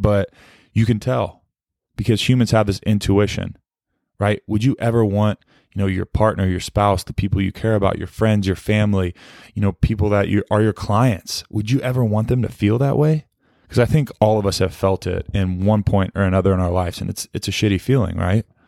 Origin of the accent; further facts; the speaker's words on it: Fort Worth, Texas, United States; as a kid growing up in Fort Worth, Texas